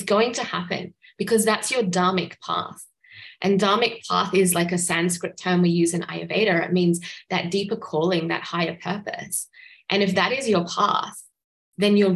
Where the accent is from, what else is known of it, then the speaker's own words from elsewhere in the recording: Australia; I'm from Australia